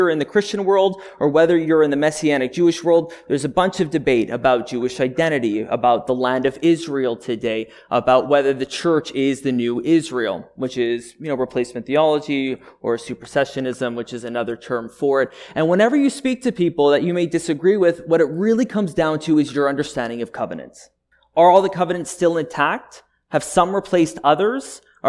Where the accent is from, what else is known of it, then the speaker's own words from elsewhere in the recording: Montreal, Quebec, Canada; I was born and raised up in Montreal, in Quebec.